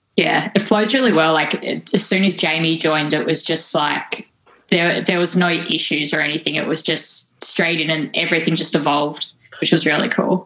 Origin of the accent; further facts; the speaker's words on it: Tasmania, Australia; growing up in uh, Tassie.